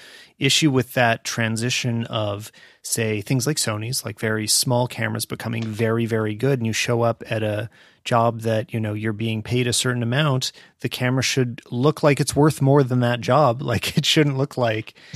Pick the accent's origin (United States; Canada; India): Canada; we are Canadian